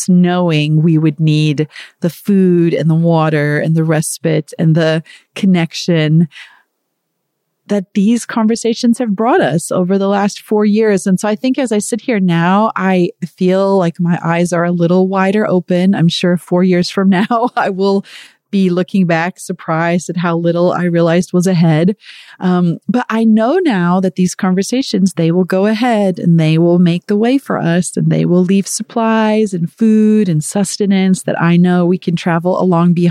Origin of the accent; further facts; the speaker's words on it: South Africa; moved away; I am from South Africa originally